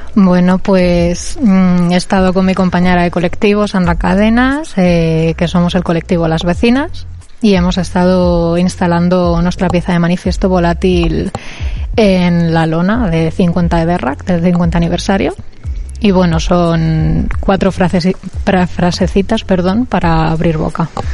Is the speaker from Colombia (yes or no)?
no; Cuenca, Castilla-La Mancha, Spain; moved away as an adult; now in Bilbao, Spain; donde yo vengo, que es Cuenca